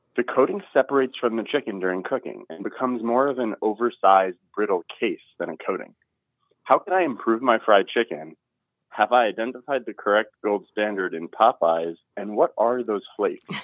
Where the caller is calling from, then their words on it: Overland Park, Kansas, United States; I'm calling from Overland Park, Kansas